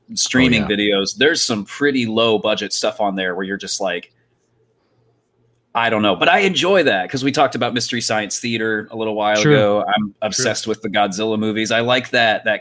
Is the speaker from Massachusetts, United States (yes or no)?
no; Florida, United States; I'm from Florida